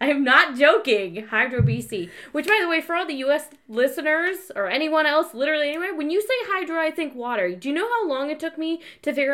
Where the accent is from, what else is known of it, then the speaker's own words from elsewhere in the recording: United States; now in Canada; I'm from the States